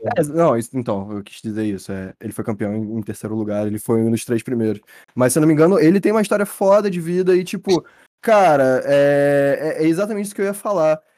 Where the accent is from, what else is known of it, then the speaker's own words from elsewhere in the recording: Brazil; nós, como brasileiros